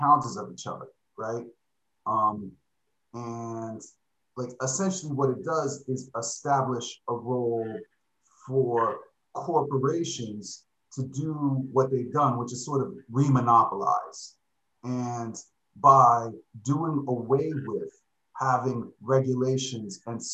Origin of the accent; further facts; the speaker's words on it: Miami Beach, Florida, United States; moved away as an adult; now in Japan; I'm from Miami Beach, Florida.